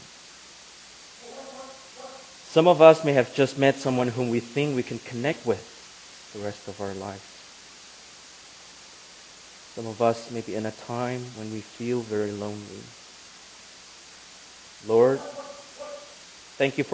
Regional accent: Indonesia; moved away as an adult; now in Grand Rapids, United States; I am from Indonesia, but I live in Grand Rapids, Michigan right now

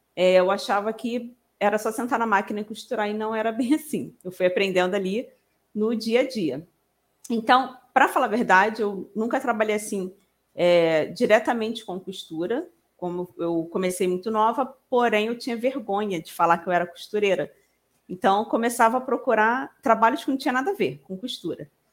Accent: Rio de Janeiro, Brazil; eu sou daqui do Rio de Janeiro, nem falei, sou carioca.

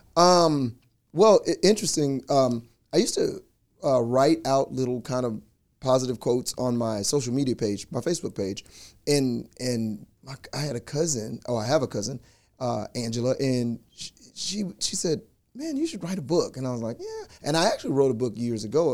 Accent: Louisiana, United States; we grew up together in Louisiana

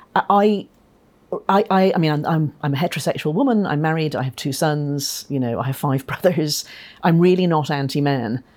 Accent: Ireland; moved away; I'm Irish

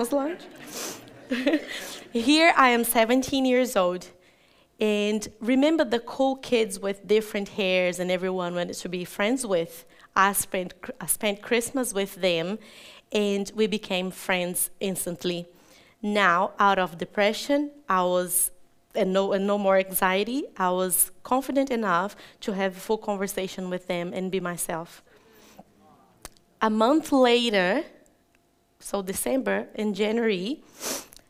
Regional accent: Catalão, Goiás, Brazil; also born or lived in Japeri, Brazil; I was 2 years old when we moved to Catalão, so I know that town as my hometown. There I was raised

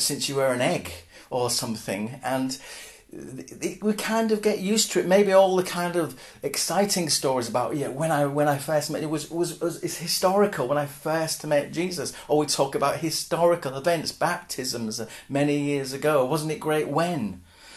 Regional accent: Hull, Yorkshire and the Humber, United Kingdom; I'm from Hull originally

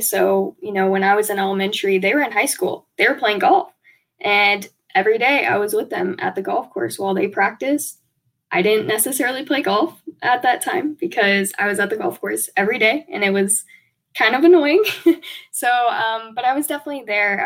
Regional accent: Warner Robins, Georgia, United States; moved away; originally, we're from Warner Robins, Georgia

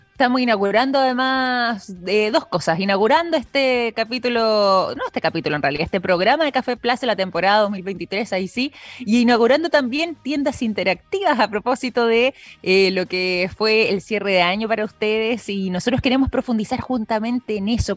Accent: Chile; nuestra historia como chilenos

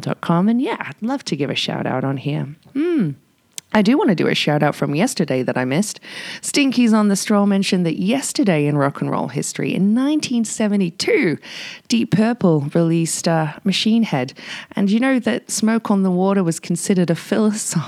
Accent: England, United Kingdom; now in Whistler, Canada; being English

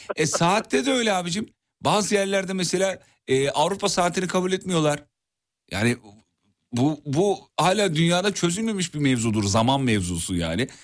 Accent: İzmit, Kocaeli, Turkey; moved away; büyüdüm canım. Her iki haftada bir gidiyorum İzmit'e iyi bilirim

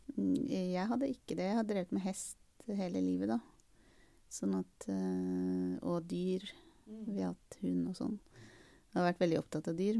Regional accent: Bærum, Akershus, Norway; Jeg vokste opp i Østre Bærum i en, i en sånn Vatnevilla.

